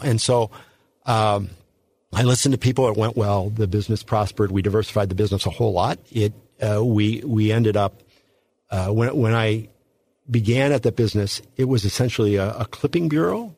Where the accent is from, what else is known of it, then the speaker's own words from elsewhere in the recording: St. Louis, Missouri, United States; when I grew up in Saint Louis, it was a very different place